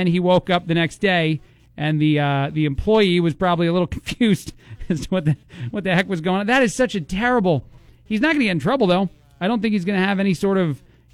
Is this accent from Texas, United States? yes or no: no; New Jersey, United States; now in Bloomington, United States; I was born and raised in New Jersey, right outside of New York City